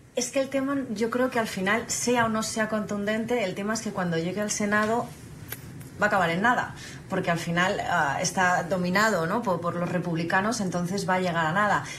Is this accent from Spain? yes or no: yes; Spain